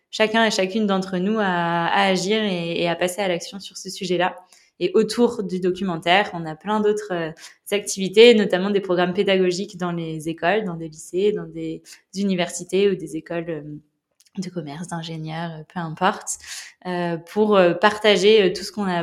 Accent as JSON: {"language": "French", "town": "La Rochelle", "region": "Nouvelle-Aquitaine", "country": "France", "tie": "born or raised there", "said": "j'ai grandi à La Rochelle, j'ai 25 ans."}